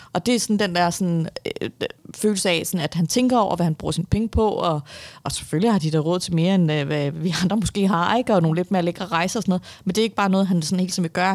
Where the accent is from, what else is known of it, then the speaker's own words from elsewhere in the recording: Vestegnen, Capital Region of Denmark, Denmark; also born or lived in Viborg, Denmark; at jeg er fra Vestegnen af